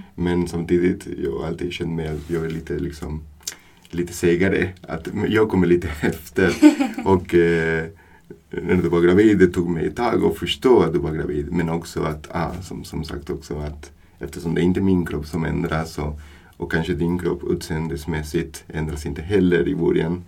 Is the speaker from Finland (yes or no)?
no; Buenos Aires, Argentina; Swedish is a second language; moved away as an adult; now in Sweden; Jag är från Argentina, mm. från Buenos Aires, Argentina. Mm. Och har kommit eh, till Sverige, har flyttat till Sverige 2011 mm. som, som vuxen.